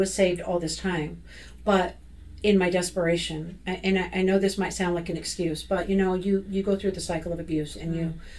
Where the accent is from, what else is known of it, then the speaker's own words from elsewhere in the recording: Olympia, Washington, United States; Calvary Chapel in my hometown